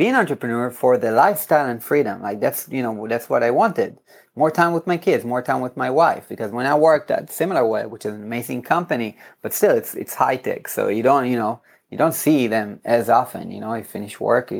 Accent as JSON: {"language": "English", "town": "Herzliya", "region": "Tel Aviv District", "country": "Israel", "tie": "born or raised there", "said": "In my hometown in Herzliya"}